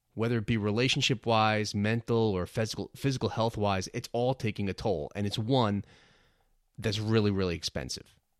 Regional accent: New York City, New York, United States; also born or lived in New Jersey; I was born in Brooklyn, New York, and I consider myself a New Yorker, even though I spent a lot of time growing up and living in New Jersey

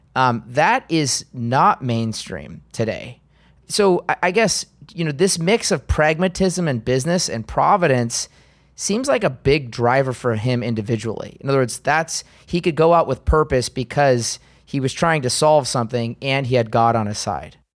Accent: United States; as an American

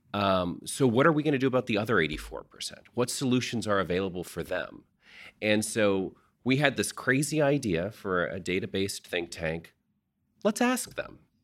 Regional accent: Texas, United States; we are Texans first

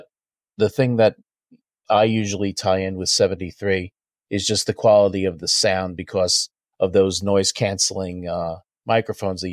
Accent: South Shore of Long Island, New York, United States; We grew up on the South Shore of Long Island

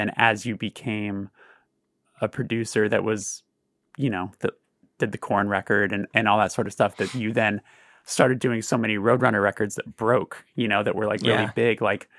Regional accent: Burbank, California, United States; growing up in Burbank is so strange because it feels very devoid of culture.

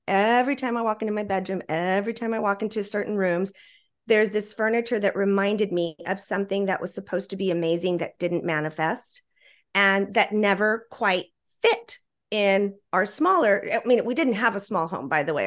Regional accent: Laredo, Texas, United States; also born or lived in Austin, Texas; I was born in Austin, Texas, and raised in Laredo

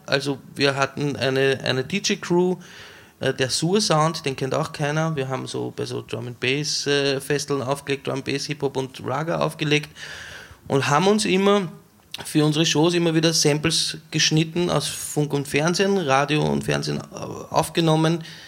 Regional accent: Weinviertel, Lower Austria, Austria; Ich bin in Niederösterreich aufgewachsen, im Weinviertel an der Grenze zum Machfeld

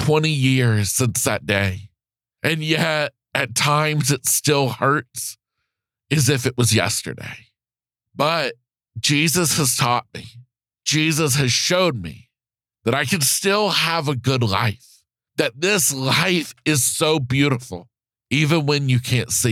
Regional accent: Florida, United States; back in Florida, my home state

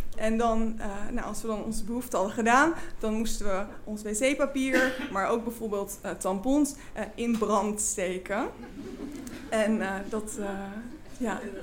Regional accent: Flevoland, Netherlands; ik groeide op in Flevoland en had een hele fijne jeugd

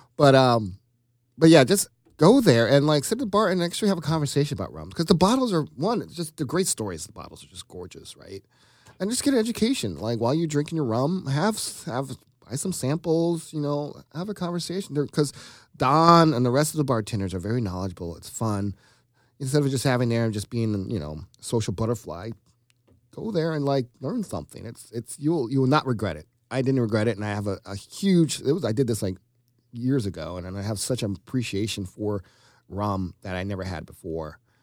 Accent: Georgia, United States; moved away; I'm from Georgia

